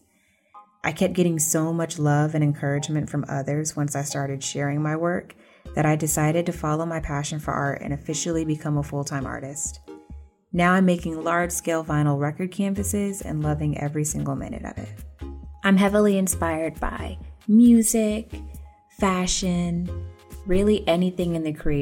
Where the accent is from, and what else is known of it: College Park, Georgia, United States; born or raised there; also born or lived in Atlanta